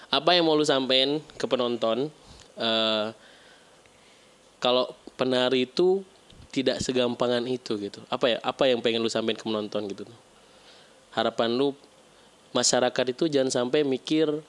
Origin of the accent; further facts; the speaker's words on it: Bekasi, West Java, Indonesia; gue juga orang Bekasi